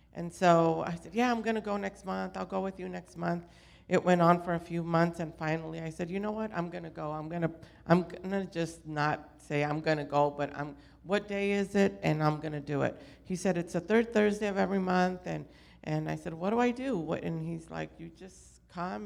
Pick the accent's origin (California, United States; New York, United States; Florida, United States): California, United States; Orange County; I grew up in Orange County